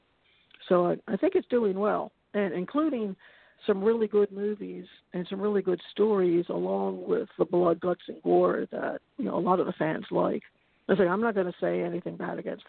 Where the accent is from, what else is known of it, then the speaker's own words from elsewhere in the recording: Baltimore, Maryland, United States; I grew up in Baltimore